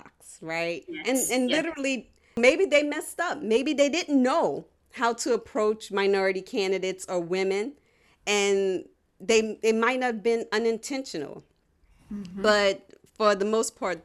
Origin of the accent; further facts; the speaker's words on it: New Orleans, Louisiana, United States; I'm from New Orleans